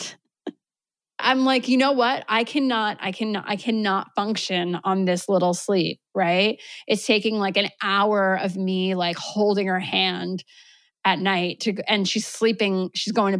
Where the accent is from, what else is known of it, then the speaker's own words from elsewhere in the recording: New York, United States; moved away as an adult; now in Vermont, United States; I was born and raised in New York